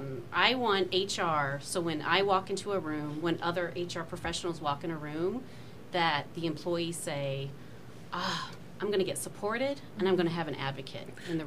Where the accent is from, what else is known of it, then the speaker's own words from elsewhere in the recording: Indiana, United States; moved away; Well, yeah, I'm originally from Indiana.